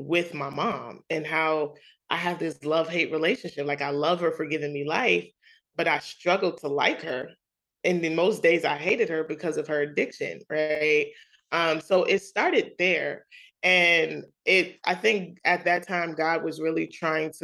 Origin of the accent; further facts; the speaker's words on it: New York City, New York, United States; as a young kid, growing up in Queens, New York